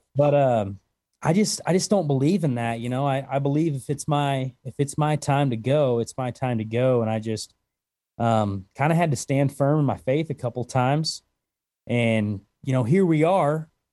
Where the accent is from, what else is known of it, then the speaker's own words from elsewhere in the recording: Conway, Missouri, United States; also born or lived in Oklahoma; now in Wyoming, United States; I'm from Southwest Missouri